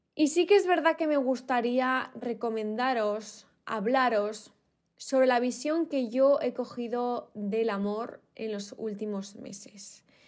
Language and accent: Spanish; Spain; me faltaba algo en mi país, en España